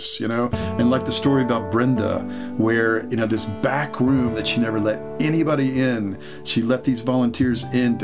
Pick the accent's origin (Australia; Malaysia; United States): United States; Norfolk, Virginia; I grew up just the next city over, Norfolk